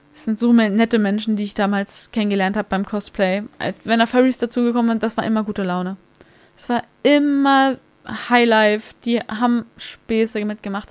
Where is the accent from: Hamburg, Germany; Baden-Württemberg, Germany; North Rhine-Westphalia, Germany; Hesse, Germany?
Hamburg, Germany; ich bin auf der Reeperbahn groß geworden